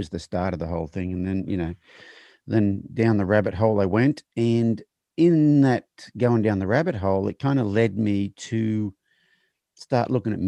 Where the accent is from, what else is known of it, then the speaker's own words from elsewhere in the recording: Australia; moved away as an adult; now in United States; I'm from Australia